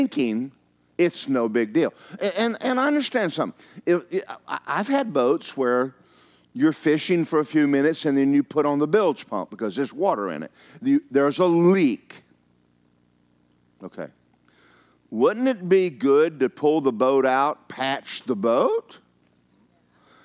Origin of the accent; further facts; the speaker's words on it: Georgia, United States; I'm from Georgia.